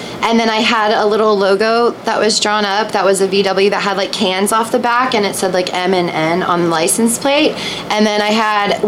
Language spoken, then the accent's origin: English; California, United States; I was born and raised in California.